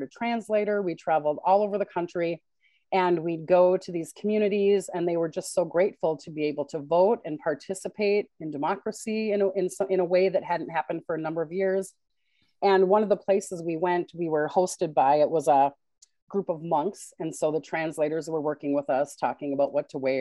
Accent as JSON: {"language": "English", "region": "Minnesota", "country": "United States", "said": "I am a Minnesotan through and through"}